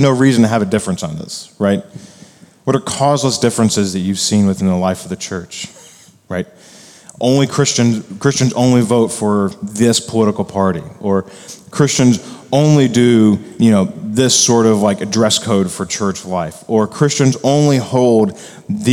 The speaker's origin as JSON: {"language": "English", "country": "United States", "said": "as Americans and as evangelicals"}